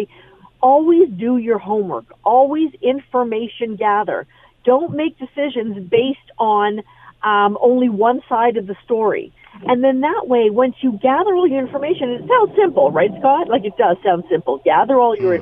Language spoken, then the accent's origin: English; Canada; I, as a Canadian